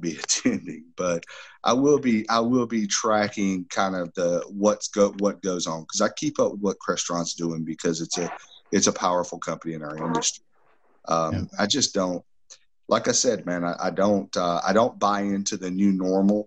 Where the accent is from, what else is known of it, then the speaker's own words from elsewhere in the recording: Southeastern U.S., United States; I'm from the Southeastern U.S.